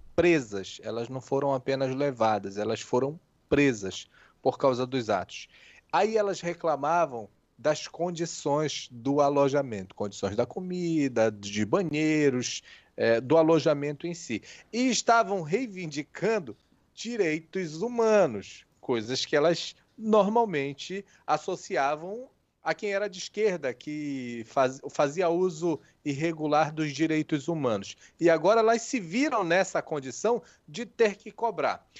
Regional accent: Pará, Brazil; moved away; also born or lived in Óbidos, Pará / Juruti, Pará / Santarém, Pará / Macapá, Amapá; Eu sou paraense, nasci em Óbidos é, em 1983, fui para Juruti, foi, fui para Santarém, aí vim para Macapá, mas sou paraense, sim

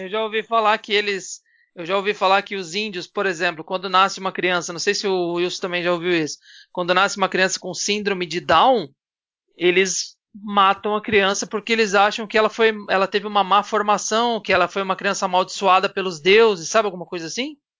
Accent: São Paulo, Brazil; eu sou de São Paulo

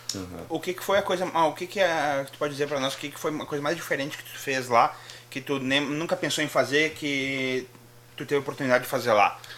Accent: Brazil; a gente como brasileiro

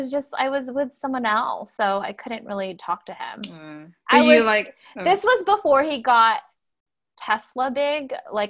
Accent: California, United States; moved away as an adult; also born or lived in Iowa; I'm born and raised in California, so I did the opposite. I moved to the Midwest.

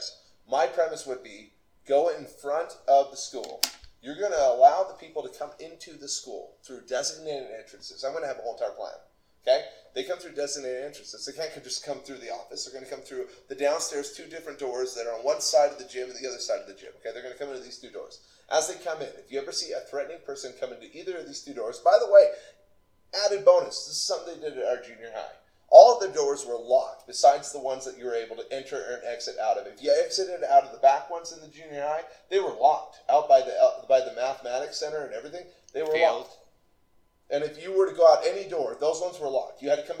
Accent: Utah Valley, United States; I grew up here in Utah Valley before all the people came

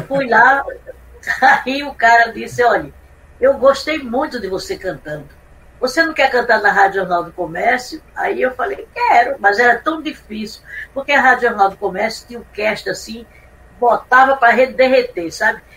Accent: Recife, Pernambuco, Brazil; moved away; quando eu vim do Recife para cá, eu já vim empurrada

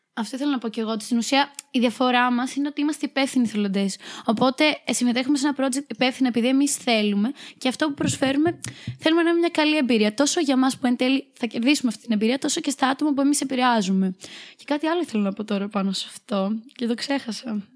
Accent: Chania, Crete, Greece; moved away as an adult; now in Thessaloniki, Greece; Είμαι από τα Χανιά

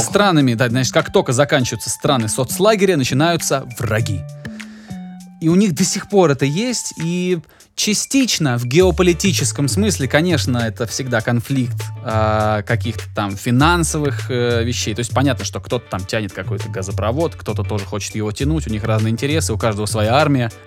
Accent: Georgia; я человек грузин

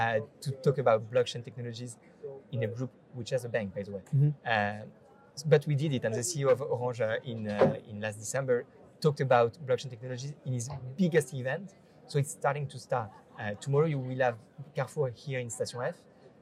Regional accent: Paris, Île-de-France, France; also born or lived in Ireland; I'm from Paris.

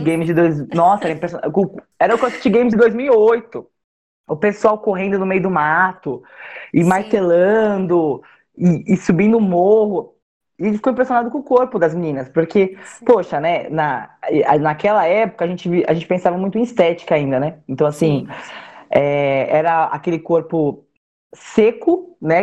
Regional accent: Cabreúva, São Paulo, Brazil; eu sou do interior de São Paulo, sou de Cabreúva na minha, na minha infância eu morei numa fazenda

